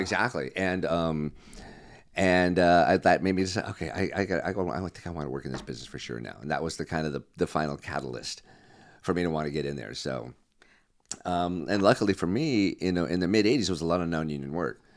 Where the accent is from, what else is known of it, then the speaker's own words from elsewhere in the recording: Glendale, California, United States; also born or lived in Connecticut; My family moved out here when I was three